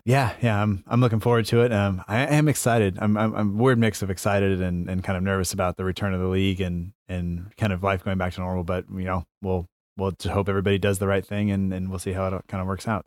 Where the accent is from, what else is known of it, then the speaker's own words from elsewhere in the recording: United States; I'm American